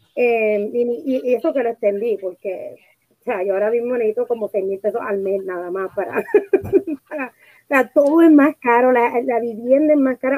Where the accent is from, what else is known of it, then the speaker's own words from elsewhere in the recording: Puerto Rico; moved away as an adult; now in Los Angeles, United States; nosotras hemos las dos nos mudamos de Puerto Rico eh, hace un par de añitos atrás a Estados Unidos, pero eh, se mudó a Connecticut y yo me mudé a Los Ángeles